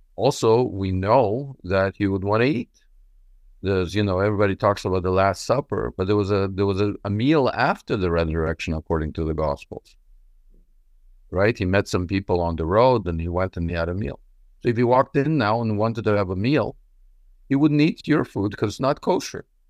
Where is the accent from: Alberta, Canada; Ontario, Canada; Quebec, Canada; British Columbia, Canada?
Quebec, Canada; Montreal; also born or lived in Israel; I was born in Israel. I grew up in Montreal.